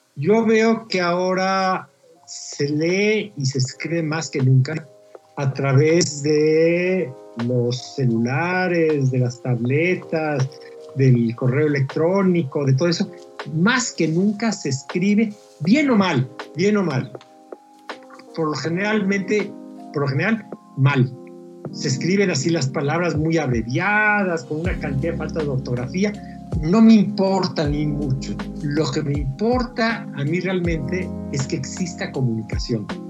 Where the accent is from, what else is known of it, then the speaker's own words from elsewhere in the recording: Mexico; A mí me eligieron como autor mexicano